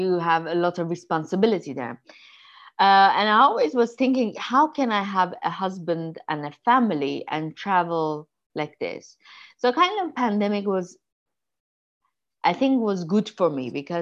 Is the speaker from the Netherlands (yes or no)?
no; Tehran, Tehran Province, Iran; English is a second language; moved away as an adult; also born or lived in New York, United States; now in Paris, France; I'm an Armenian Iranian. I moved from Iran to America when I was 18